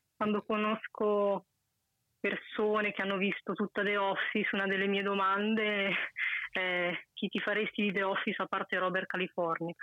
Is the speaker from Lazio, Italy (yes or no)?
no; Mantua, Lombardy, Italy; sono da Mantova, nord